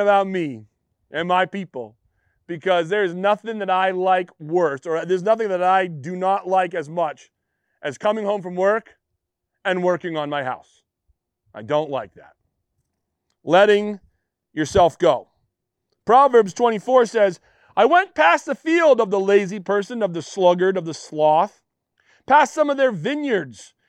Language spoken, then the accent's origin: English; Western Maine, United States; I'm a Mainer. I'm from Western Maine